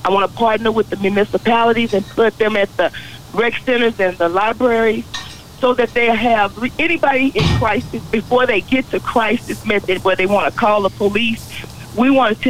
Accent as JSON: {"language": "English", "town": "Dallas", "region": "Texas", "country": "United States", "tie": "born or raised there", "said": "I'm actually a Dallas native here"}